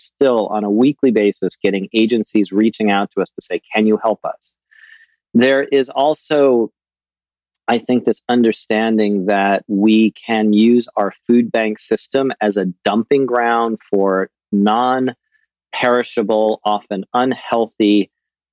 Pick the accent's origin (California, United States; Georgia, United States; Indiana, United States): California, United States